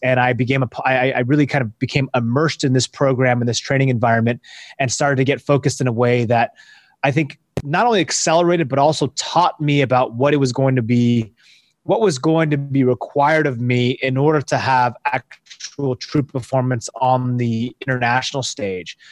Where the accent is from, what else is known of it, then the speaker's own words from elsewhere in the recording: Seattle, Washington, United States; I'm from Seattle, the Pacific Northwest